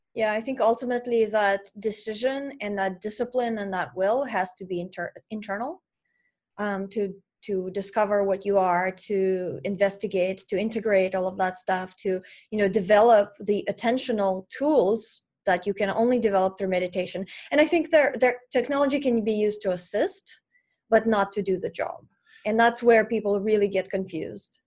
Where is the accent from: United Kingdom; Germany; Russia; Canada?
Russia; moved away; I grew up in Russia and we didn't have internet in my town